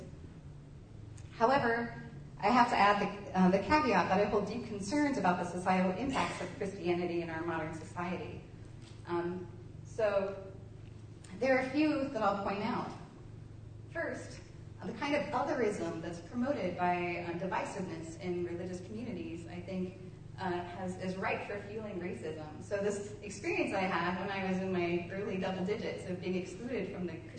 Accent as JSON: {"language": "English", "region": "Kentucky", "country": "United States", "tie": "born or raised there", "moved": "yes", "said": "my hometown in Kentucky"}